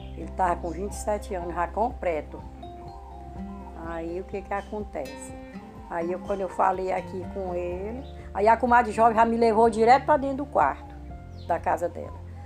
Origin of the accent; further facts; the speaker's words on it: Brazil; outro lugarzinho pegado onde eu fui criada, no Achado